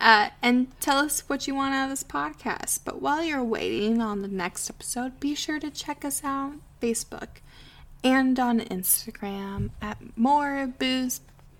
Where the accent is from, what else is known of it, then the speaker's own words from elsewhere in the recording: United States; we're going to the Caribbean because we're American, so we can't pronounce anything correctly.